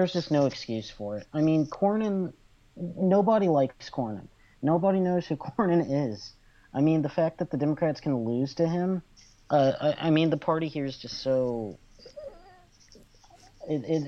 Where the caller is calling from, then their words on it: Fort Worth, Texas, United States; Oh, I'm calling from Fort Worth in Texas